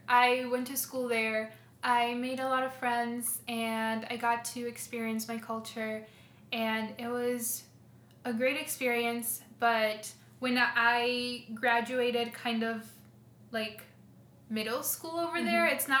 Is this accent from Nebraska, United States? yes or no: no; Minnesota, United States; also born or lived in Guatemala; No, I was born here in Minnesota. So, and then when I was 5, we moved to Guatemala. And then I lived there for 6 to 7 years, and then I moved back here.